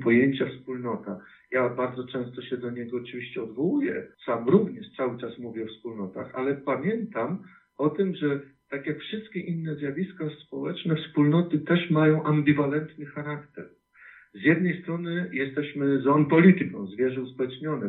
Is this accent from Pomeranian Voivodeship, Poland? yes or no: yes; Bytów, Pomeranian Voivodeship, Poland; w którym się wychowałem, e, w Bytowie, na ziemi bytowskiej